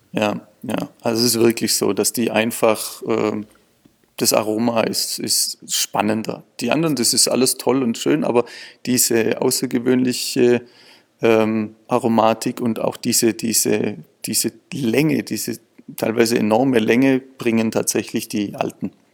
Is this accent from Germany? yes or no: yes; Swabia, Baden-Württemberg, Germany; ich bin ja auch Schwabe